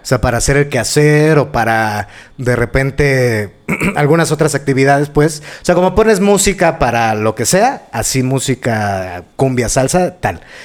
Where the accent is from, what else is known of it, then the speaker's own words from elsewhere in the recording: Mexico City, Mexico; al barrio donde crecí, allá en la Valle